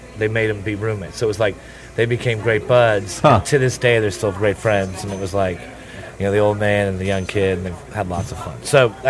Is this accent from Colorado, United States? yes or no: no; Pittsburgh, Pennsylvania, United States; born there; I was born in Pittsburgh when he was playing for the Penguins